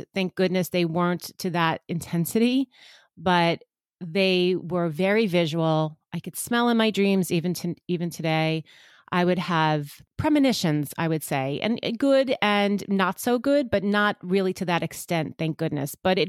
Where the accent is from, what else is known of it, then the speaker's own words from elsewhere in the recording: Long Island, New York, United States; So I'm from Long Island, which gives it away even a little bit more because I think every part of New York has a specific little twang, but I am closer to Manhattan, so not that far out east.